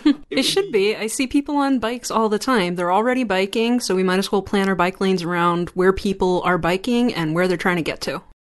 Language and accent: English; central Pennsylvania, United States; I'm from central Pennsylvania